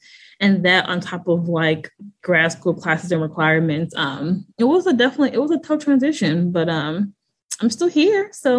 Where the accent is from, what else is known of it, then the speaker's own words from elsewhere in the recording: Midwest, United States; I'm from the Midwest.